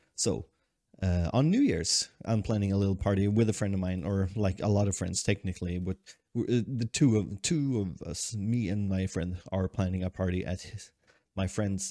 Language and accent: English; Sweden; also born or lived in Tokyo, Japan; i've been holed up in my hometown for so long